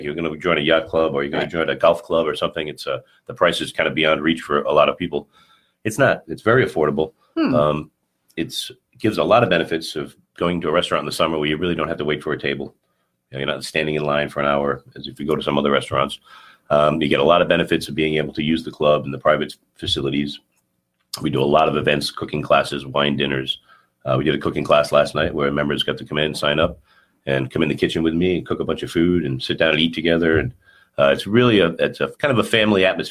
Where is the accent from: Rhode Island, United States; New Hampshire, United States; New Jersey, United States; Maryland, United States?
Rhode Island, United States; Southern; moved away as an adult; also born or lived in Providence, Rhode Island / Martha's Vineyard; now in Cape Cod, United States; I'm from Southern Rhode Island.